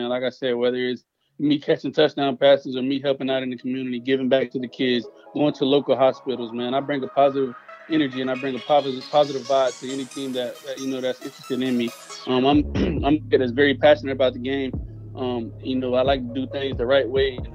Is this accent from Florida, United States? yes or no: yes; Tampa, Florida, United States; since I was a little kid, man, growing up here in Tampa, Florida